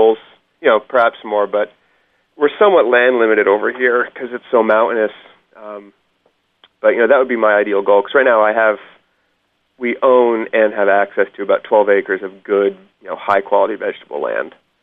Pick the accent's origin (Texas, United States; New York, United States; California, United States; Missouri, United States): New York, United States; Hudson Valley, Columbia County; moved away; I grew up in Hudson Valley in New York, about a half hour southeast of Albany, in Columbia County